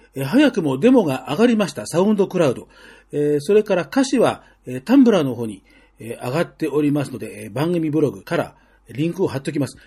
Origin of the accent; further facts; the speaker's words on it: Tokyo, Japan; 僕も、あの、もうずっと東京の生まれ育ちなんで